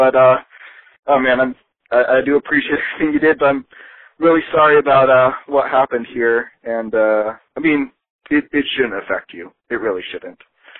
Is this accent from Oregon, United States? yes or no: yes; Oregon, United States; I'm from Oregon. I'm used to the cold, but the people.